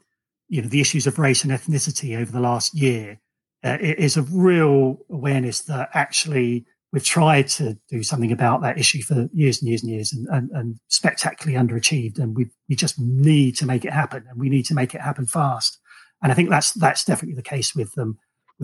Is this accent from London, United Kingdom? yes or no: yes; Romford, London, United Kingdom; moved away; also born or lived in the Midlands; I grew up in Romford. I moved to a small town in the Midlands